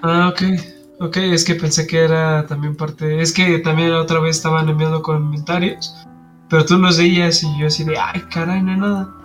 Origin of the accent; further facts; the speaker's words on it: Mexico; como buen mexicano